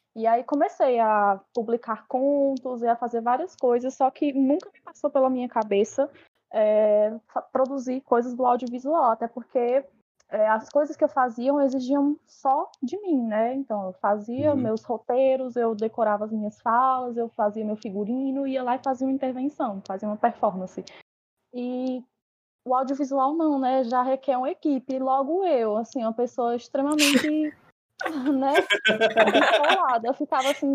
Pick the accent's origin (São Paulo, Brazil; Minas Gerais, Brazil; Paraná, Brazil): São Paulo, Brazil; now in Petrolina, Brazil; eu cresci em São Paulo